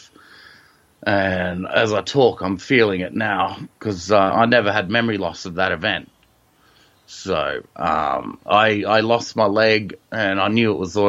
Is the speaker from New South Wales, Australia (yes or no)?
yes; Sydney, New South Wales, Australia; I'm from Sydney, which is in Australia